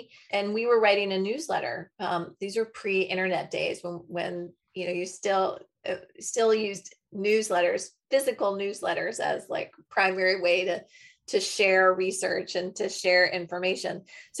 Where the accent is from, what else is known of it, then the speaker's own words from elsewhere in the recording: New Hampshire, United States; I grew up skiing on the East Coast, skiing in Waterville Valley for any of those New Hampshire skiers.